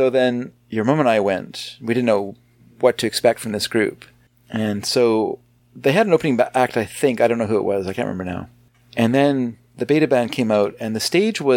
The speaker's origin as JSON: {"language": "English", "country": "Canada"}